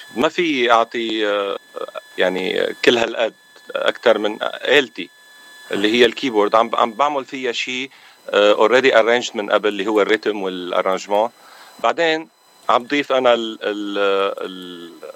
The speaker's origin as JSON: {"language": "Arabic", "town": "Aleppo", "region": "Aleppo Governorate", "country": "Syria", "also_born_or_lived": "Lebanon", "moved": "yes", "lives_now": "Los Angeles, United States", "said": "انا من حلب من سوريا"}